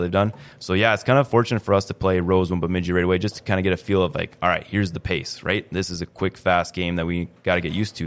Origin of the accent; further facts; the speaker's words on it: East Grand Forks, Minnesota, United States; born and raised in East Grand Forks